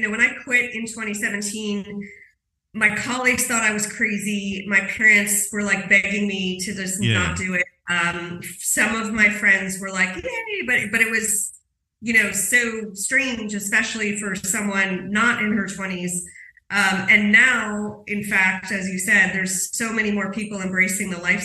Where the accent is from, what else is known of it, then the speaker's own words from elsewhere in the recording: New York City, New York, United States; moved away as an adult; I'm from New York City